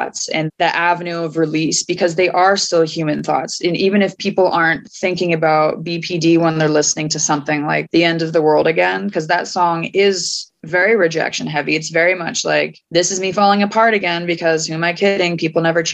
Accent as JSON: {"language": "English", "town": "Fort Collins", "region": "Colorado", "country": "United States", "tie": "born or raised there", "also_born_or_lived": "Portland, Oregon / Gold Hill, Oregon / Philadelphia / New Jersey", "moved": "as an adult", "said": "I went from my hometown of Fort Collins up to Portland, Oregon"}